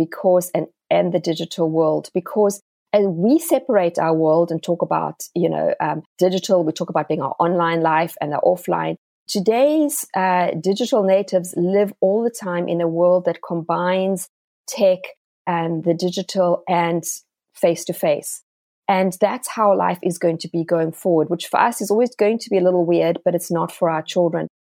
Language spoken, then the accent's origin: English; South Africa; moved away as an adult; also born or lived in England; now in Tennessee, United States; I was actually born in England. My dad was studying his PhD there, but I am really South African. That's where I spent most of my life